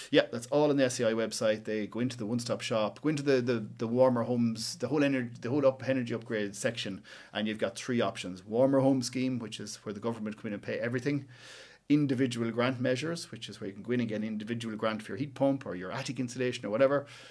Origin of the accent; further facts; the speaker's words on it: West Cavan, Ulster, Ireland; moved away as an adult; now in Cork, Ireland; I'm from West Cavan, uh, up in the hills up there